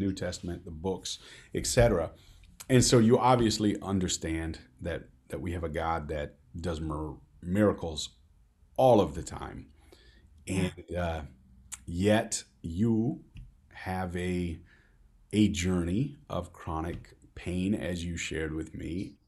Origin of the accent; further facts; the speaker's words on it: Midwest, United States; I'm from the Midwest